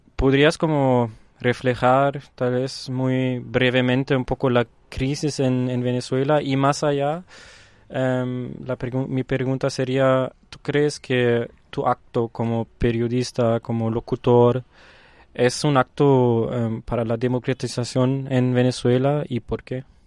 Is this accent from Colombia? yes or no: no; Germany; Spanish is a second language; moved away; respondo que soy de Alemania, del primer mundo, del, de Europa del Norte